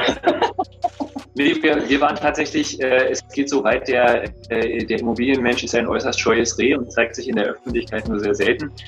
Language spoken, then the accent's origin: German; Berlin, Germany; ich bin äh, gebürtiger Berliner